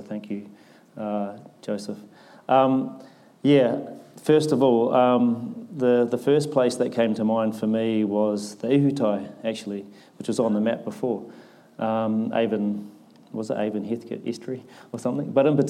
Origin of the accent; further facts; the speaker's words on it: Christchurch, Canterbury, New Zealand; I grew up in Aranui